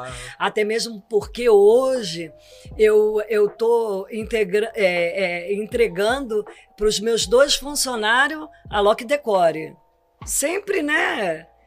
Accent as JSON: {"language": "Portuguese", "region": "Espírito Santo", "country": "Brazil", "said": "sou do Espírito Santo."}